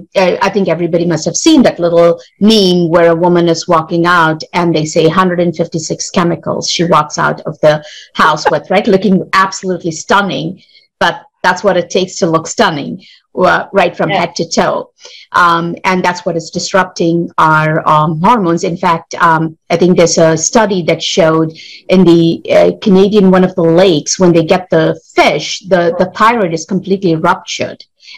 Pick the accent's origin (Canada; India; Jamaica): India; English is a second language; now in United States; I came from India